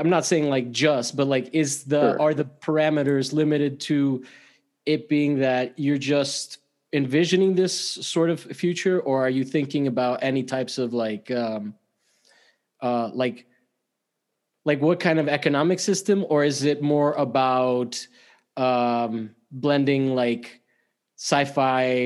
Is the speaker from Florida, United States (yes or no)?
yes; Miami, Florida, United States; moved away; I'm from Miami